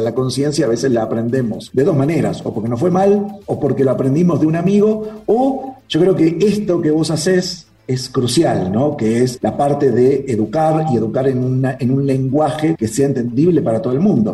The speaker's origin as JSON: {"language": "Spanish", "country": "Uruguay", "tie": "born or raised there", "moved": "as an adult", "lives_now": "Mexico City, Mexico", "said": "No soy argentino, siempre lo, aclaro. Nací en Uruguay, aunque hablamos medio parecido"}